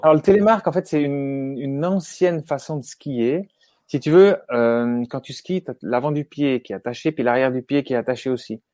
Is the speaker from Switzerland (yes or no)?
yes; Switzerland; chez nous, en Suisse